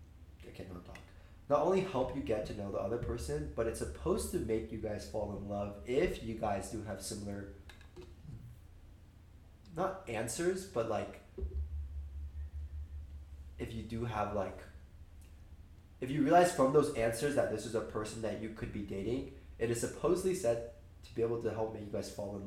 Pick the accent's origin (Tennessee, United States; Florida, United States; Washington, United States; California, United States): California, United States; Bay Area; moved away as an adult; now in Los Angeles, United States; I'm also a junior studying business administration at USC from the Bay Area. The one difference is I'm 19. I'm not 20.